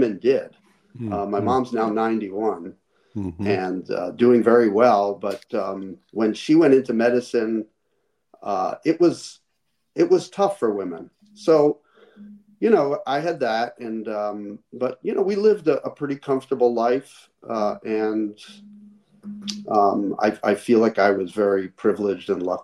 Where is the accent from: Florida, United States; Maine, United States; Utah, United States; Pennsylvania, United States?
Pennsylvania, United States; Philadelphia; now in Glendale, United States; I grew up in Philadelphia